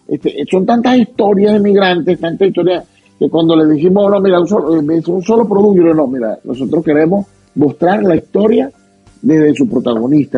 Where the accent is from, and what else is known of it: Venezuela; born or raised there; moved away as an adult; now in Utah, United States